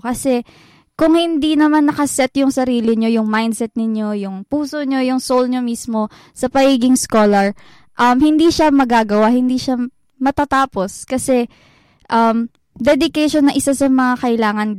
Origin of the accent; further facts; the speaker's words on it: Central Luzon, Philippines; moved away as an adult; now in Manila, Philippines; taga Bulacan ako. Nandito ako ngayon sa Manila